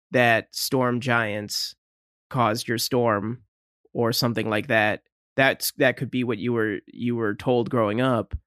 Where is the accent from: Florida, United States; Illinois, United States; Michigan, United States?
Michigan, United States; we're from Michigan.